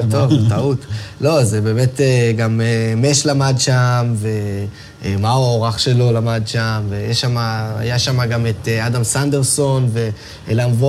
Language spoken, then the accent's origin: Hebrew; Tel Aviv, Tel Aviv District, Israel; אני תל אביבי מלידה.